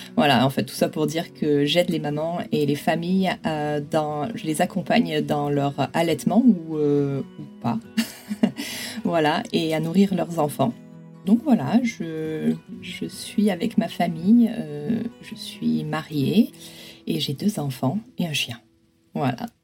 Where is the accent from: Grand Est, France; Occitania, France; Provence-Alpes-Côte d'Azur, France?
Provence-Alpes-Côte d'Azur, France; moved away as an adult; also born or lived in Grenoble; now in San Francisco, United States; je suis originaire des Hautes-Alpes